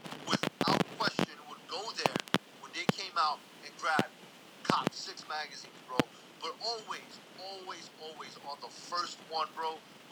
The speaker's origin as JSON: {"language": "English", "town": "New York City", "region": "New York", "country": "United States", "tie": "born or raised there", "said": "I grew up in the Lower East Side, Manhattan."}